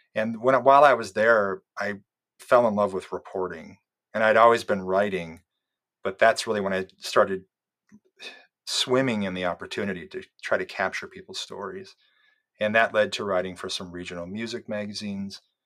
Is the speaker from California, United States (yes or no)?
no; Iowa, United States; I grew up in Iowa